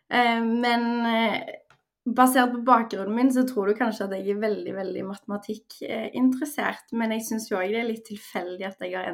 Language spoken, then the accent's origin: Norwegian; Stavanger, Rogaland, Norway; moved away as an adult; also born or lived in Trondheim; now in Oslo, Norway; Jeg er født og oppvokst i Stavanger. Jeg bor nå i Oslo og har bodd der siden sommeren 2020 da jeg starta i min første fulltidsjobb. Eh, utenom det så bodde jeg fem år i Trondheim under studiene.